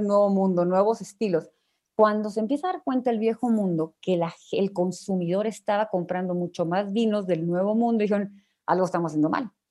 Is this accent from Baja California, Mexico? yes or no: yes; Ensenada, Baja California, Mexico; moved away as an adult; now in Mexico City, Mexico; yo de Ensenada